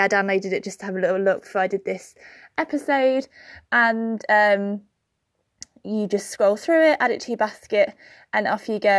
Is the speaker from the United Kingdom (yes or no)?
yes; Birmingham, West Midlands, United Kingdom; in Birmingham, my hometown